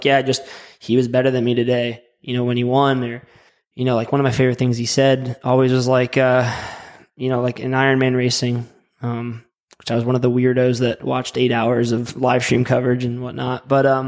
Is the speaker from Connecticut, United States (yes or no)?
yes; Connecticut, United States; now in Charlotte, United States; I'm from Connecticut, so I have no logical reason to like the Braves